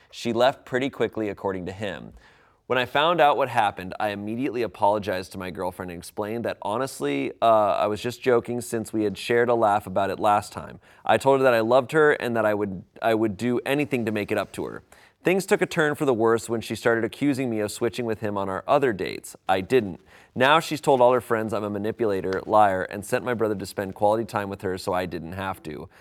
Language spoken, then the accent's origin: English; United States; as an American